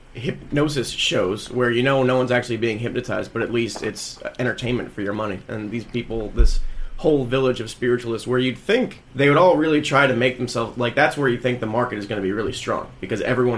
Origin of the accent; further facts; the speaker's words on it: New Jersey, United States; growing up in New Jersey